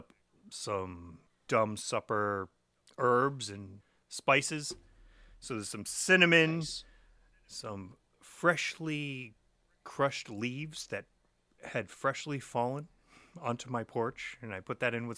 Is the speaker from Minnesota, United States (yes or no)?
no; Framingham, Massachusetts, United States; we're all from Framingham.